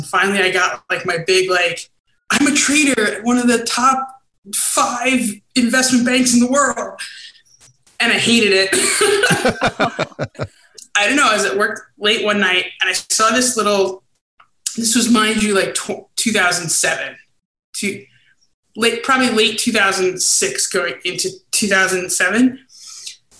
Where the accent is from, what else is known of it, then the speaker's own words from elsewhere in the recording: Brooklyn, New York, United States; moved away as an adult; also born or lived in Baltimore; now in Chicago, United States; born and raised in Brooklyn